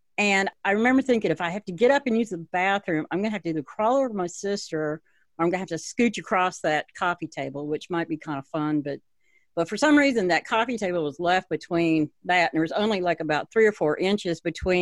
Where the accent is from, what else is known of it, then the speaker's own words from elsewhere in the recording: Hueytown, Alabama, United States; also born or lived in Gary, Indiana; I was born in Gary, Indiana. We moved down here, and I grew up in Hueytown